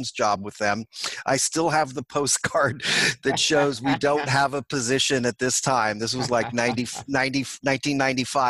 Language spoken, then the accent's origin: English; Oakland, California, United States; I was born and raised in Oakland, California